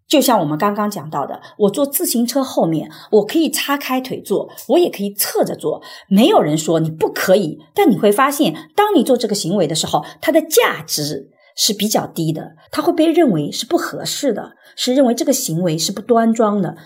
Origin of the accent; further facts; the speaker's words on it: Suzhou, Jiangsu, China; 我又出生在无疆苏州这样比较相对来讲还性别平等的地方